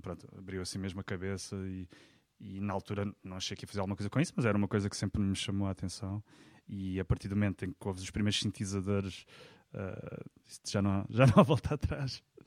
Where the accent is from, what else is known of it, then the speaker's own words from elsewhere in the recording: Faro, Algarve, Portugal; Sou farense, um, pá, uh, andei no conservatório